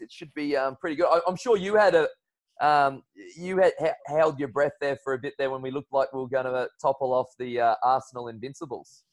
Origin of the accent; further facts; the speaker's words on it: Brisbane, Queensland, Australia; I'm finding myself back home in Brisbane. So uh, still the best city going around. I'm a big Brisbaneite. I'm a big fan of being a Queenslander.